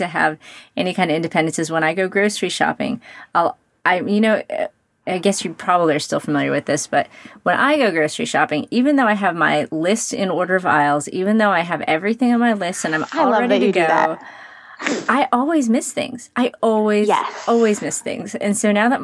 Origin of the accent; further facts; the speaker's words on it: Brownsville, Texas, United States; I grew up in Brownsville, Texas, which is, you know, it's a city